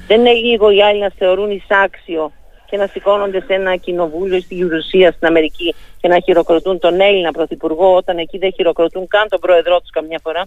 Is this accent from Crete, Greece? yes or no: yes; Lasithi, Crete, Greece; για τον τόπο μου, για το mm. Λασίθι, για την Κρήτη γενικά